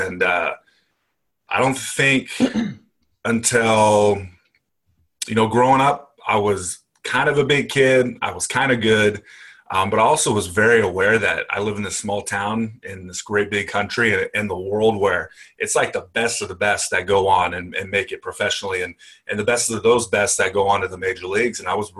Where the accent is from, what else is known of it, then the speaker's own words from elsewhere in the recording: Paso Robles, California, United States; In the middle of nowhere, California.